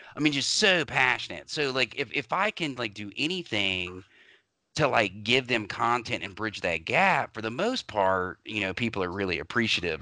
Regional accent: Louisville, Kentucky, United States; I grew up in Louisville

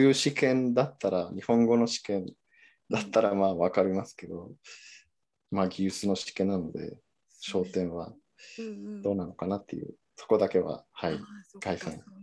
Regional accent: Mexico; first language Spanish; Japanese is a second language; moved away as an adult; also born or lived in Niigata, Japan; now in Japan; 生まれも育ちも。

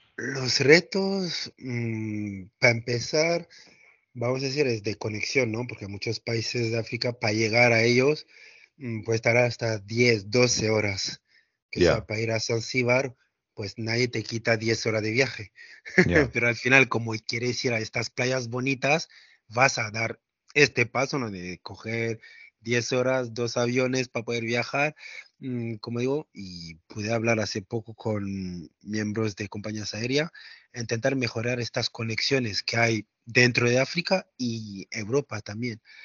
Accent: France; Spanish is a second language; moved away; yo crecí en Francia

